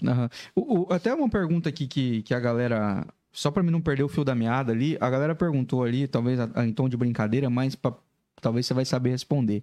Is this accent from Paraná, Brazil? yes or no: yes; Laranjeiras do Sul, Paraná, Brazil; now in Joinville, Brazil; Laranjeiras do Sul. Ah, O interior do Paraná, perto de Guarapava lá